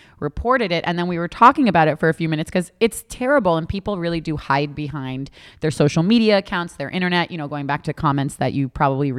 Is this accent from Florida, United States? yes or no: yes; Boca Raton, Florida, United States; I grew up in Boca Raton.